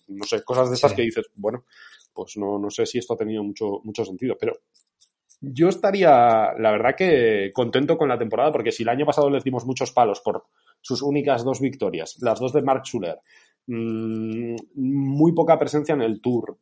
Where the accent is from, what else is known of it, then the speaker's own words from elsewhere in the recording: Oña, Castile and León, Spain; yo soy de Burgos